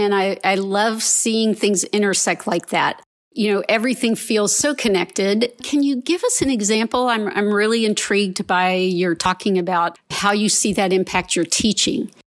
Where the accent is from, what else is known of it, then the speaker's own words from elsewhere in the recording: Virginia, United States; now in Austin, United States; I grew up in Virginia